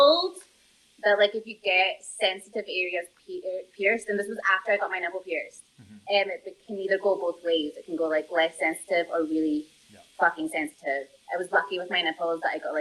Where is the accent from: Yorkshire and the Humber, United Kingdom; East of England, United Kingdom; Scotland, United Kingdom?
Scotland, United Kingdom; also born or lived in Norway; now in Colombia; was brought up the majority of my life in Scotland